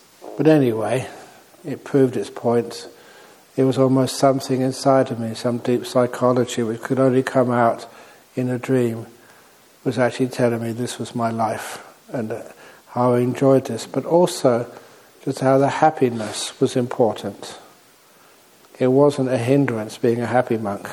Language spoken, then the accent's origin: English; England, United Kingdom; moved away as an adult; also born or lived in Thailand; I was born in England